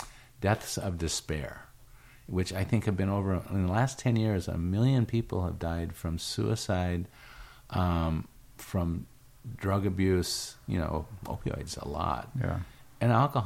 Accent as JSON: {"language": "English", "region": "Iowa", "country": "United States", "tie": "born there", "said": "it's funny because I was born in Iowa, and my parents tell these really interesting stories."}